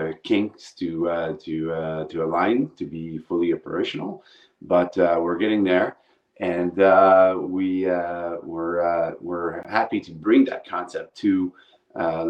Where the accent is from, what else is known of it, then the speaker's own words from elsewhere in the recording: Montreal, Quebec, Canada; moved away as an adult; now in Phoenix, United States; I'm originally from Montreal, Canada, so I'm Canadian originally. But moved to the United States about 17 years ago, Phoenix, to be precise, Arizona.